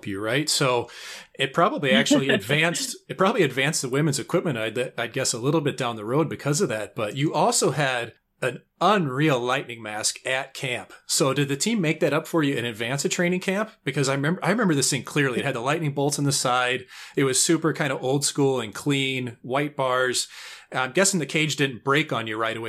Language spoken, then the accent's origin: English; St. Louis, Missouri, United States; I was from St. Louis where nobody had ever played in the NHL before